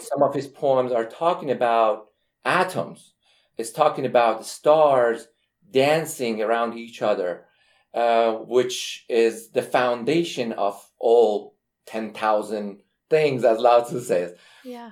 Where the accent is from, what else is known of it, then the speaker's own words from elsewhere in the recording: Iran; now in United States; I'm from Iran